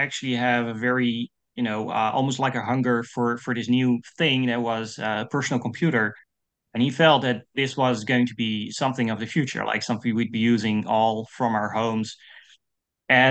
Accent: Netherlands; English is a second language; I'm from the Netherlands. I'm a Dutch composer

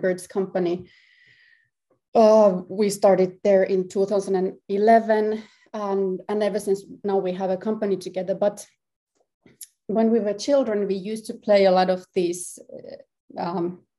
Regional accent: Helsinki, Uusimaa, Finland; I'm from Helsinki, Finland, and I'm a composer, harpist and performance artist

